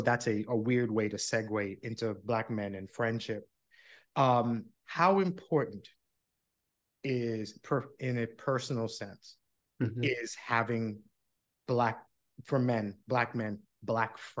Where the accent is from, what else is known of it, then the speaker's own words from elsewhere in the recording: New York, United States; moved away as an adult; also born or lived in New Jersey; now in Florida, United States; I grew up in New York. I'm a New Yorker through and through, but I live in Florida now.